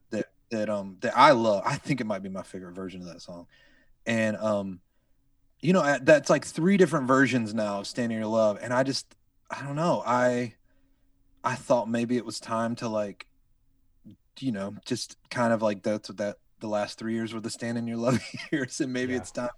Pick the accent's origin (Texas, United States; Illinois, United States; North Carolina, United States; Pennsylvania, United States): North Carolina, United States; moved away as an adult; now in Redding, United States; when we moved here five years ago, I'm from North Carolina